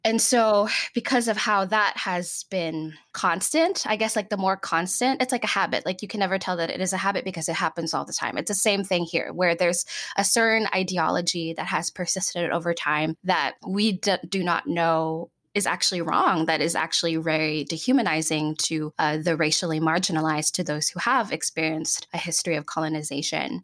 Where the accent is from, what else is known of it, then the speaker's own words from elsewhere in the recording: Philippines; English is a second language; moved away as an adult; also born or lived in Chicago, United States; now in Seattle, United States; I'm born and raised in the Philippines until I was about nineteen years old